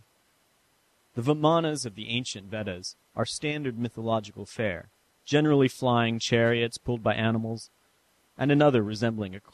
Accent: San Francisco, California, United States; moved away; I visited my hometown of San Francisco

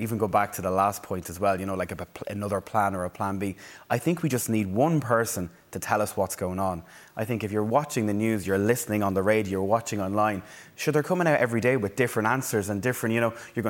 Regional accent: Navan, Leinster, Ireland; Oh, but I know. I'm from Navan.

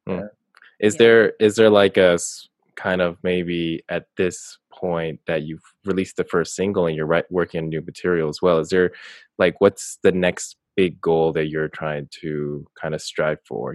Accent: Beijing, China; I was born in Beijing

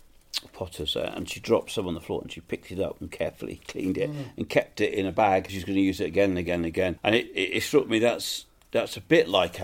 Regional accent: England, United Kingdom; We're English

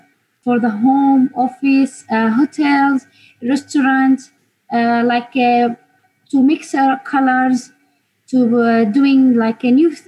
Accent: Homs, Homs Governorate, Syria; English is a second language; moved away as an adult; now in London, United Kingdom; Me, Homs.

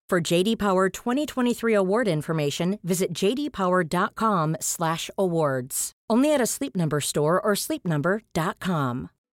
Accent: London, United Kingdom; I was from London and my parents lived in London

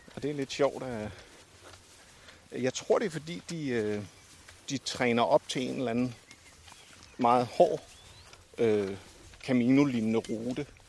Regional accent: Denmark; jeg har jo også gået her hjemme i Danmark med støvler

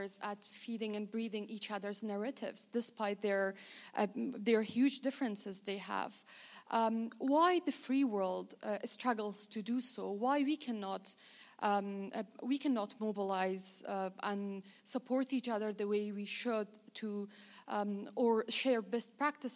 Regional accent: Afghanistan; moved away as an adult; I am a visiting Fulbright Fellow from Afghanistan, born and raised in Afghanistan.

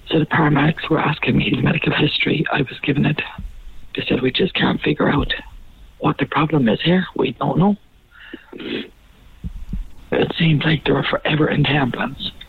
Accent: Ennis, Munster, Ireland; moved away; Like I'm originally from Ennis, okay. County Clare myself.

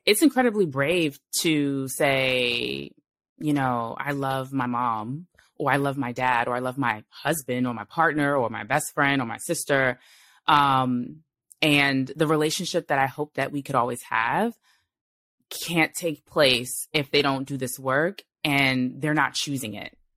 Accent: New York City, New York, United States; I was born in Brooklyn. I was raised in New York.

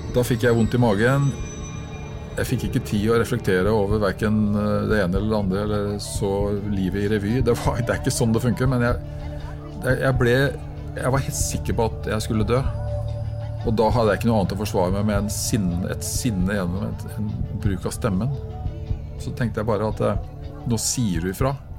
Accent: Norway; jeg er nordmann

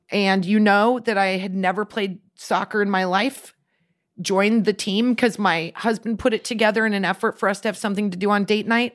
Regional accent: Midwest, United States; We grew up in the Midwest where they didn't have soccer.

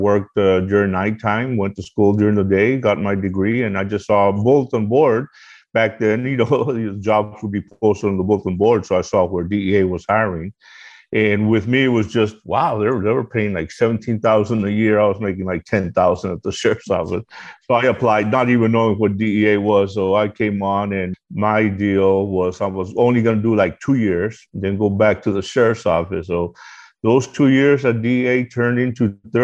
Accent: Hebbronville, Texas, United States; It's a little town, population 5,000, called Hebronville, Texas

